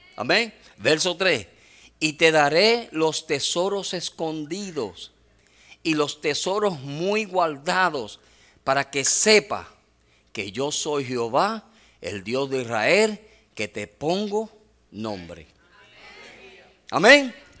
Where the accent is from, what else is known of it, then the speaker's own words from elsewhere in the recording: Puerto Rico; soy boricua